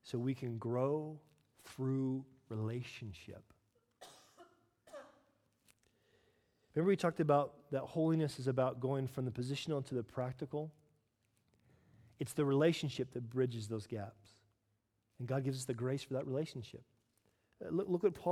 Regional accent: United States; I am American after all

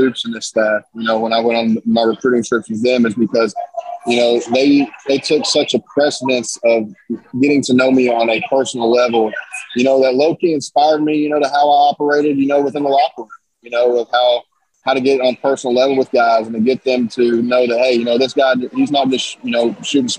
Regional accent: Paintsville, Kentucky, United States; I'm from Paintsville.

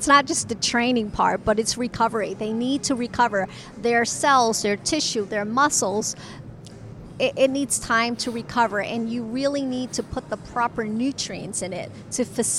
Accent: Tampa, Florida, United States; born or raised there

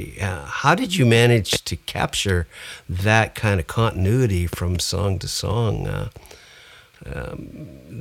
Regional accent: Canada; I'm Canadian

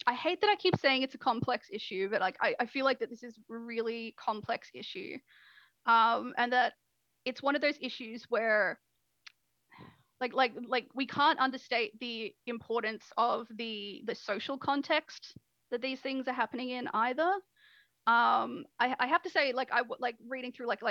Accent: Australia; I'm an Australian

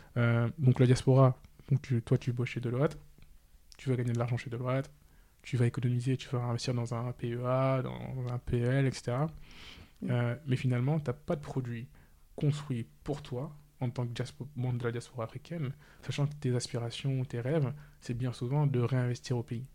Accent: Senegal; moved away; j'ai grandi au Sénégal. Par contre, j'ai fait l'école française

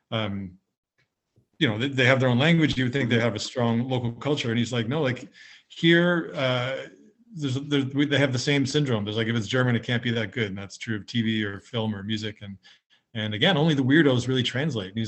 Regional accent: Canada; you know as a Canadian you go abroad and, and Canadian music will come up

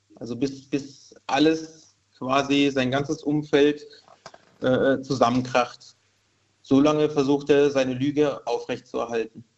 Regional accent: Karlsruhe, Baden-Württemberg, Germany; moved away as an adult; now in Rülzheim, Germany; aufgewachsen in Karlsruhe, groß geworden

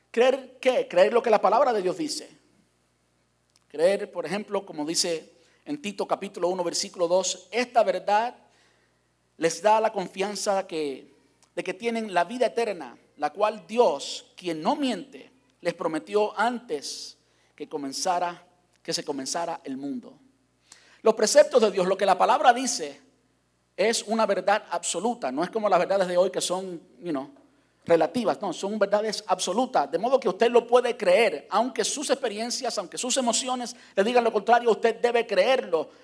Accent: Cuba; moved away; salí de Cuba

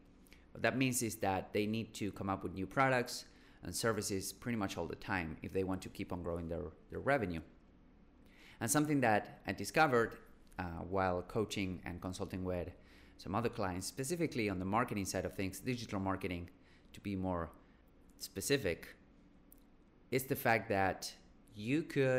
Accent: Buenos Aires, Argentina; born there; So for instance, I was born in Buenos Aires, Argentina, and we speak really, really, really differently than somebody from Medellin, in Colombia, for instance.

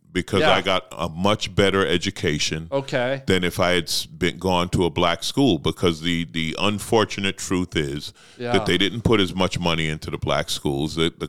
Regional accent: New York City, New York, United States; But I loved growing up in New York because you're exposed to every culture, right?

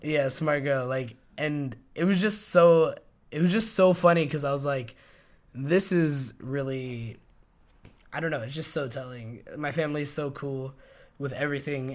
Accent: Albuquerque, New Mexico, United States; moved away as an adult; now in New York, United States; growing up in Albuquerque, you sometimes just feel so enclosed to everything

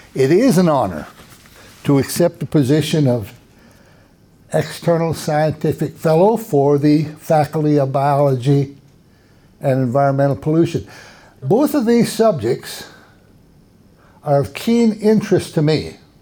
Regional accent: Minnesota, United States; now in Texas, United States; I grew up in Minnesota, in the north of the United States

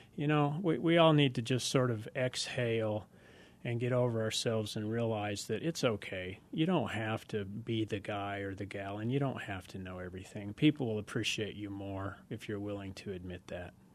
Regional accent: United States; growing up in America, I'm as red-blooded as the next guy out there

